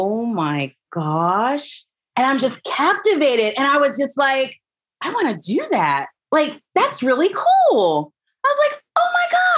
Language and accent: English; Huntsville, Alabama, United States; So I grew up in Alabama. I'm from Huntsville, Alabama